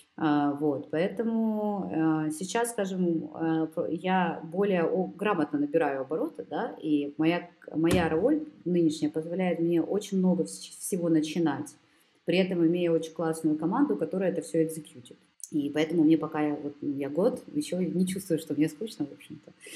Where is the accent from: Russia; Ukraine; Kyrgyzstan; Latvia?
Ukraine; Kyiv; now in Germany; я родом из Киева